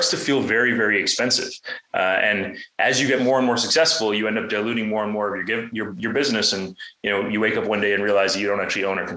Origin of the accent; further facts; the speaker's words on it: Toronto, Ontario, Canada; moved away as an adult; also born or lived in San Francisco; when I moved out to San Francisco from Toronto, where I grew up